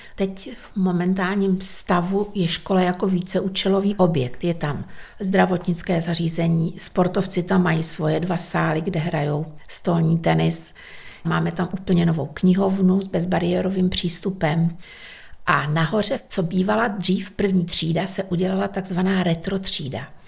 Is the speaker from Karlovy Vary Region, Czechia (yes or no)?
no; Dírná, South Bohemian Region, Czechia; u nás v Dírnej